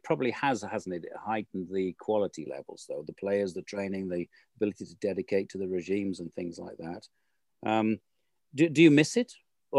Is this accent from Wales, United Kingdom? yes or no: yes; Wales, United Kingdom; as a Welshman